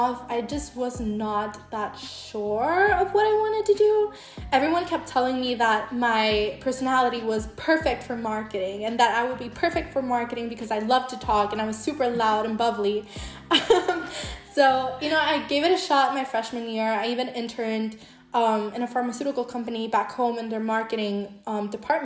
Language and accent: English; El Salvador; English is a second language; I was born and raised in El Salvador